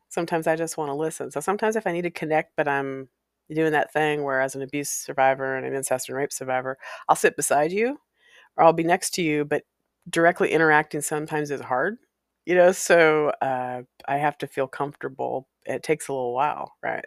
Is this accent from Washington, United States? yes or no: yes; Walla Walla, Washington, United States; moved away; my hometown of Walla Walla, Washington. It's a place I spent several years growing up, from being a child to growing into early puberty.